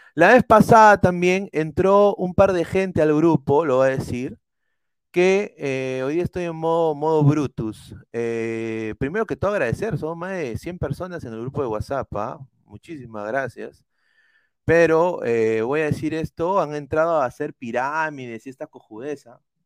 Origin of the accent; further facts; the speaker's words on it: Peru; Yo soy peruano, o sea, no, no soy ecuatoriano